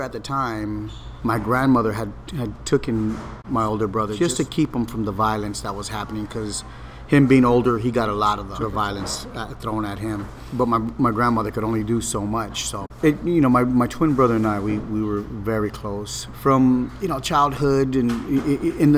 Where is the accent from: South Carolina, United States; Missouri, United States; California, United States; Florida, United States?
California, United States; Los Angeles; I grew up in Boyle Heights in a housing project called Ramona Gardens.